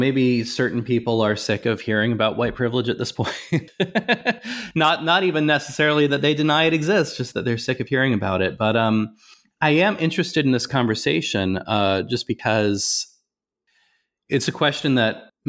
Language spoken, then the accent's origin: English; Nebraska, United States; I grew up in Nebraska, so I'm not too far from Kansas.